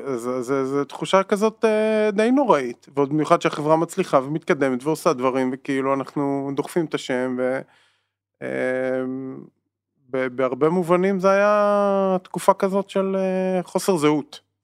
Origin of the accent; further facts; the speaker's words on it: Israel; בתור ישראלים